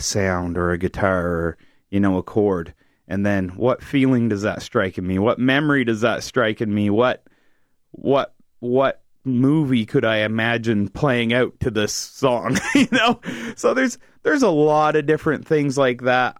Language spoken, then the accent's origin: English; New Brunswick, Canada; I'm from New Brunswick